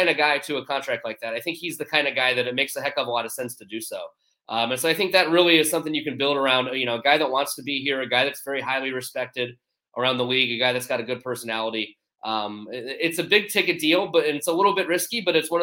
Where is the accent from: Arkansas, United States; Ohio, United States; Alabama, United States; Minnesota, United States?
Ohio, United States; Cleveland; now in Columbus, United States; I'm from the Cleveland area, but I live in Columbus